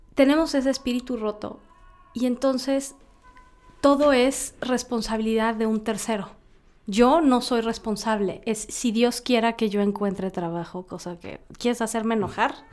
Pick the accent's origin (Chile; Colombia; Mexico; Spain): Mexico; Somos mexicanos